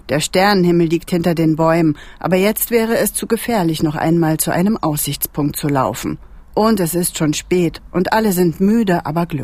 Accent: Rostock, Mecklenburg-Vorpommern, Germany; Aus Rostock von der Ostseeküste.

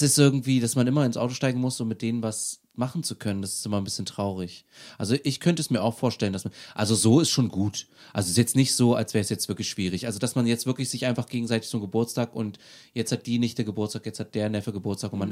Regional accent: Aschersleben, Saxony-Anhalt, Germany; Aus Aschersleben.

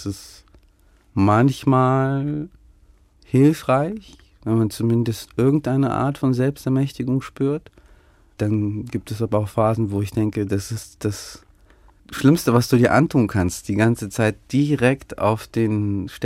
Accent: Ukraine; born there; dass dieses Land, dass mein Geburtsland eingenommen werden könnte und aufhören könnte, so zu existieren

